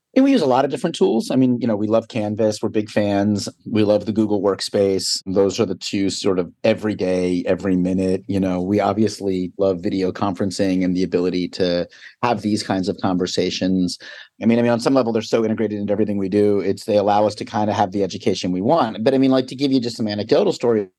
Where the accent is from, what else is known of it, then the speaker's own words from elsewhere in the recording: Philadelphia, Pennsylvania, United States; also born or lived in New York City; I'm from Philadelphia, grew up outside the city, I went to college inside the city